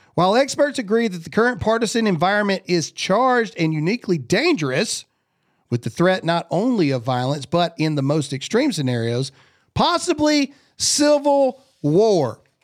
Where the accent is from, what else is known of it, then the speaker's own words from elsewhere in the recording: Mississippi, United States; I'm from Mississippi.